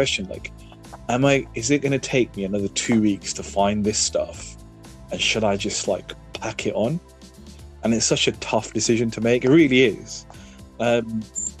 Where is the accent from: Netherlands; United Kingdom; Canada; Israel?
United Kingdom; we're British, we're an island race